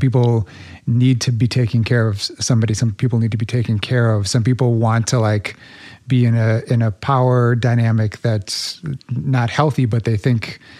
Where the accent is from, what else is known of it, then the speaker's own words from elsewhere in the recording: Midwest, United States; We don't culturally, at least growing up in the Midwest, especially